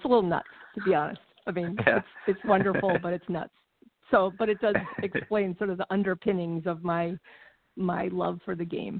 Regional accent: Connecticut, United States; moved away as an adult; also born or lived in Massachusetts; now in Minnesota, United States; I grew up out in New England. I grew up in Connecticut, and then spent a lot of summers in Massachusetts because my mom grew up in Massachusetts and her family was there.

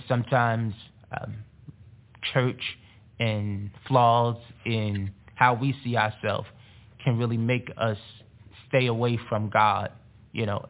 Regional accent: North New Jersey, United States; growing up in North New Jersey

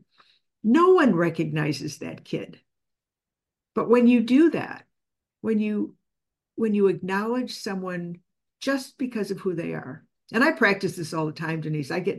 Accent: Chicago, Illinois, United States; I'm from Chicago

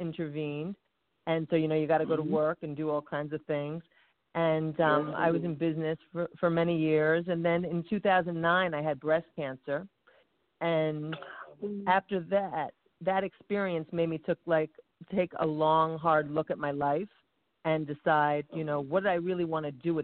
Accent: East Coast, United States; I'm from the East Coast, and I'm a singer-songwriter

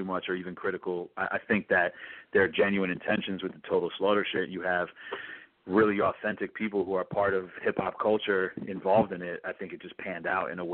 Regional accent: New York City, New York, United States; I'm born and raised in New York City

